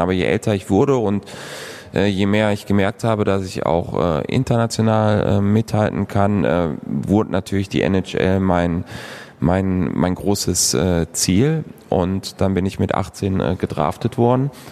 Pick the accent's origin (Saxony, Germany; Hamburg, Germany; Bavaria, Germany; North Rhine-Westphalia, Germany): North Rhine-Westphalia, Germany; Moers; also born or lived in San Jose; now in Krefeld, Germany; Stadtmitte. Ich bin auf der Landwehrstraße ähm, aufgewachsen